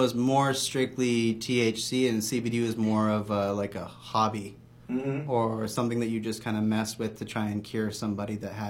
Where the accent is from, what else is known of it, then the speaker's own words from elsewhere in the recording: Sonoma County, Northern California, United States; moved away as an adult; now in Maui, United States; I'm from Sonoma County, Northern California area.